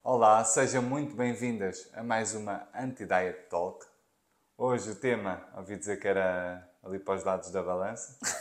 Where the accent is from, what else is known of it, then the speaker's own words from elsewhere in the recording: Margem Sul, Lisbon metropolitan area, Portugal; azeitão é perto da zona onde eu, onde eu nasci, eu sou da Margem Sul